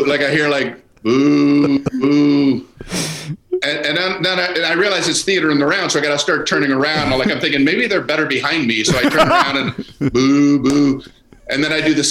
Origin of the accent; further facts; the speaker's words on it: Florida, United States; I'm from Florida.